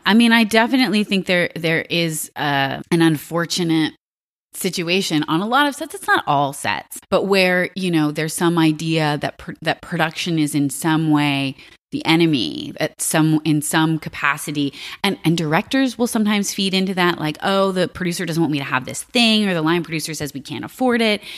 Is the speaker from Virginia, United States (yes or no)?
yes; Alexandria, Virginia, United States; I grew up in Virginia.